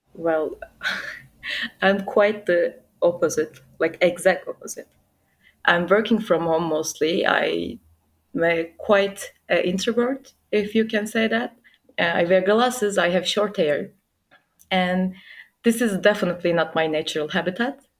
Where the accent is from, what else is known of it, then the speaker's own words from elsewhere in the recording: Turkey; also born or lived in Istanbul; I'm 25 and I'm from Turkey. I live in Istanbul